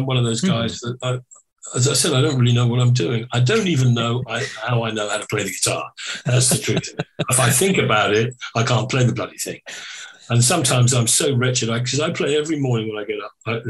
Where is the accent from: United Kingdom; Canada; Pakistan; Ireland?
Ireland; That sounds really Irish, doesn't it? I am Irish, so loud.